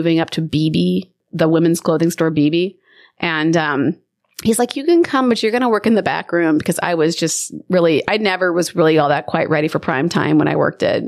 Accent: Omaha, Nebraska, United States; I am originally from Nebraska, from Omaha, and I'm from a huge family

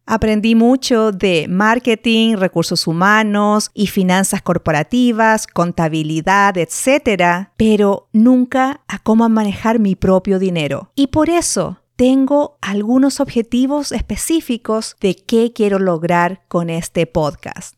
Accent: Santiago, Santiago Metropolitan Region, Chile; nací y me crié en Santiago de Chile

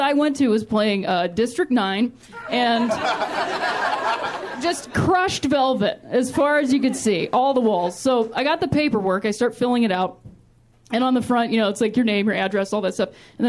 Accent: Ohio, United States; Like I said, I'm from Ohio, which I like to call the thinking man's Indiana.

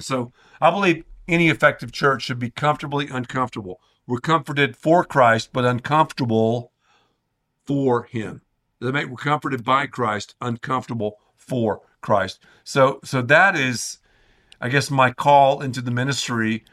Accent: the Carolinas, United States; moved away as an adult; now in Dallas-Fort Worth, United States; I grew up in the Carolinas

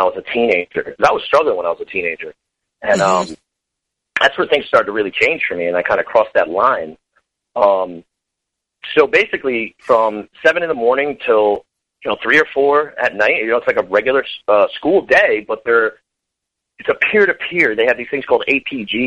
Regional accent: Connecticut, United States; I'm from Connecticut originally, and still here.

